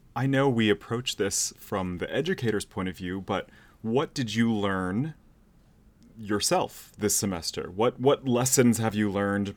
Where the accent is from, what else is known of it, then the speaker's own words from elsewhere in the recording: San Jose, California, United States; moved away; I am also from San Jose